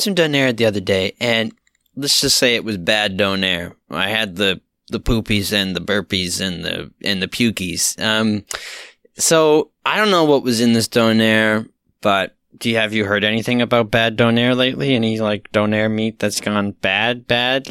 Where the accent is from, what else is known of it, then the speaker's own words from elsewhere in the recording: Halifax, Nova Scotia, Canada; I am from Halifax